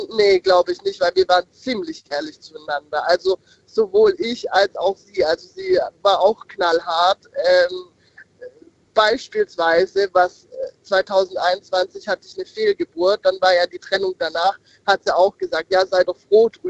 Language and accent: German; Odenwald, Germany; Ich komme aus dem Odenwald.